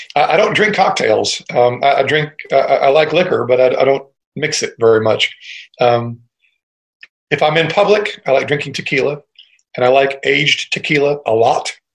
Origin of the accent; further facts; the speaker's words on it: Cleveland, Ohio, United States; I was born in Cleveland, Ohio. And so I was a real rock and roll kid